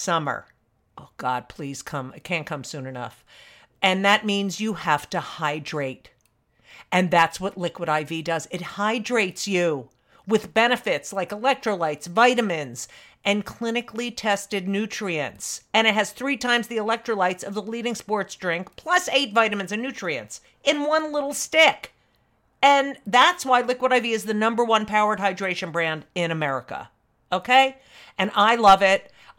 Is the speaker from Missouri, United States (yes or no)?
no; New Jersey, United States; Oh, I love. Yeah. Well, I'm from New Jersey.